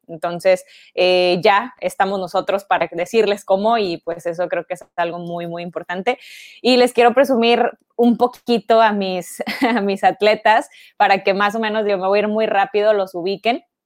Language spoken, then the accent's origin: Spanish; Ciudad Victoria, Tamaulipas, Mexico; moved away as an adult; now in Monterrey, Mexico; Me vine para acá porque yo soy de Ciudad Victoria, entonces este, me vine para, para estudiar acá en Monterrey